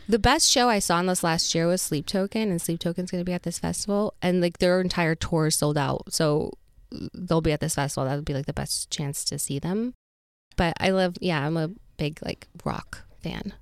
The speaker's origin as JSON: {"language": "English", "region": "Utah", "country": "United States", "moved": "yes", "said": "I'm from Utah"}